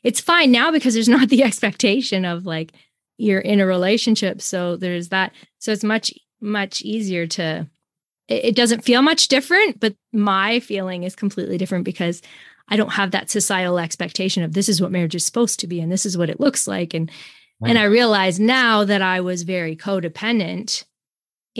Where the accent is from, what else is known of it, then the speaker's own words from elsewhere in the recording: Canada; I'm Canadian, American, and then I'm French